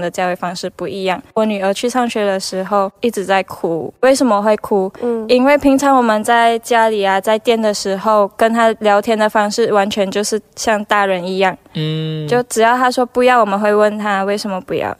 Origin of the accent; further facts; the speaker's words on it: Malaysia; 我是来自马来西亚